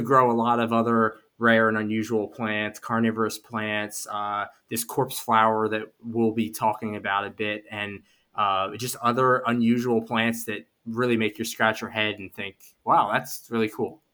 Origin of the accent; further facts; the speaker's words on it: Philadelphia, Pennsylvania, United States; I grew up in Philadelphia in the city